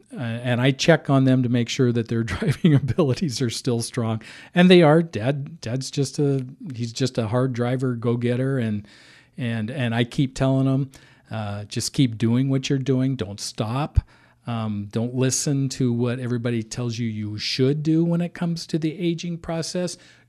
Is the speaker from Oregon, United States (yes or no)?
yes; Hillsboro, Oregon, United States; They lived in Forest Grove. I grew up in the Hillsboro area. We had a Christmas tree farm on David Hill in Forest Grove.